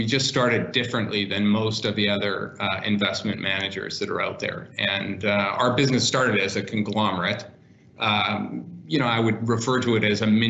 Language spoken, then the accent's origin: English; Winnipeg, Manitoba, Canada; moved away; also born or lived in Toronto; I grew up in Canada in Winnipeg, moved to Toronto